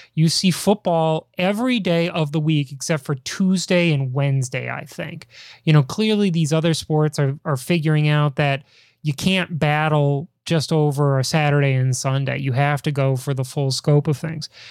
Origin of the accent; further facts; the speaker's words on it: Chicago, Illinois, United States; growing up in Chicago, huge Cubs fan